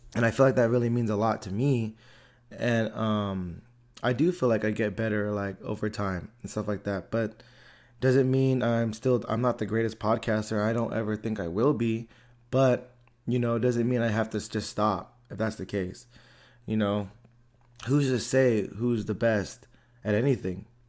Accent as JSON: {"language": "English", "town": "Antioch", "country": "United States", "tie": "born or raised there", "said": "I grew up in Antioch, you know, and I still live in Antioch."}